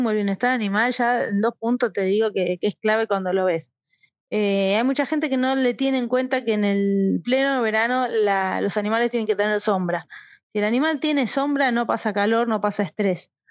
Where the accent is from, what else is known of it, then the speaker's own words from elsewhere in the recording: Buenos Aires, Argentina; born there; also born or lived in Córdoba / Misiones; Bueno, yo nací en Capital Federal